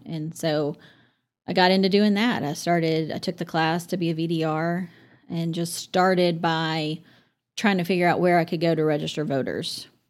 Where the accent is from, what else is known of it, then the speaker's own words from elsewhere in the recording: Amarillo, Texas, United States; moved away as an adult; we grew up across the street from Paramount Park.